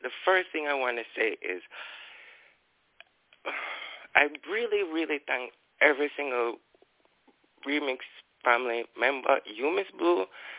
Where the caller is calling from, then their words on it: Kingston, Jamaica; I'm calling from Kingston, Jamaica.